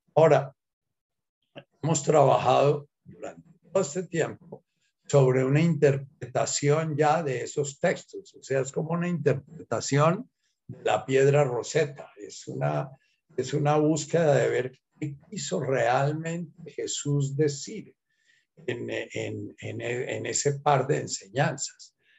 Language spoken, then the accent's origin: Spanish; Colombia